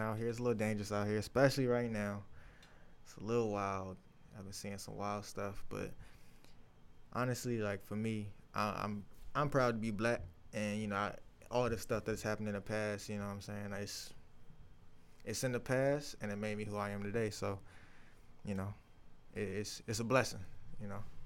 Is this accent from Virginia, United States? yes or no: yes; Chesterfield, Virginia, United States; I'm from Chesterfield, Virginia